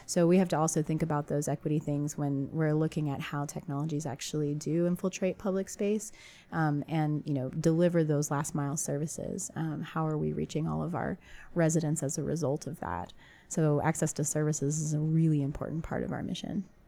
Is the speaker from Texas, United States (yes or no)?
yes; San Antonio, Texas, United States; also born or lived in Cambridge, Massachusetts; San Antonio being my hometown